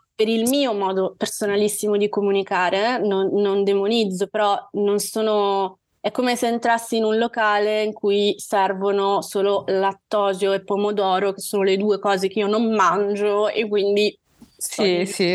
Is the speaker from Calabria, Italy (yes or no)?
yes; Calabria, Italy; moved away as an adult; now in Milan, Italy; vivo a Milano, ma sono calabrese. Vivo a Milano ormai da quasi 18 anni. Mi sono trasferita qui per gli studi universitari